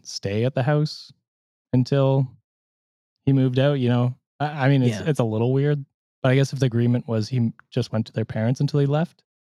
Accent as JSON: {"language": "English", "country": "Canada", "said": "I'm Canadian"}